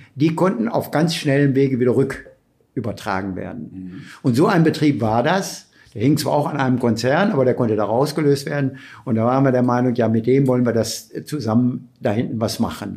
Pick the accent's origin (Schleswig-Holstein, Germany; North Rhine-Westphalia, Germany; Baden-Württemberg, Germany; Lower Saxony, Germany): North Rhine-Westphalia, Germany; Bielefeld; Ich bin hier groß geworden, habe Bielefeld natürlich als immer als meine Heimat angesehen